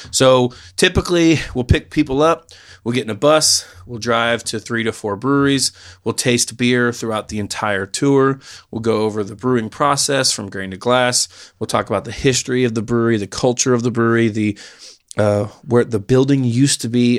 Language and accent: English; Knoxville, Tennessee, United States; I grew up in West Knoxville